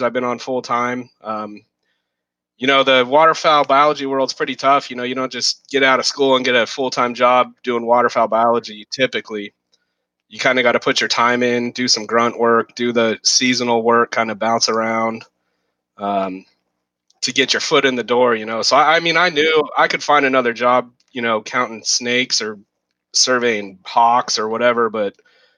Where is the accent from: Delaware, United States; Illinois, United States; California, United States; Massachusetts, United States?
California, United States; South Lake Tahoe; also born or lived in Santa Barbara; I grew up in South Lake Tahoe, small kind of mountain town.